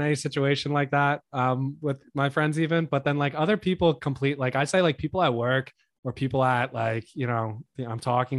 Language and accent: English; Manalapan, New Jersey, United States; I'm from Manalapan.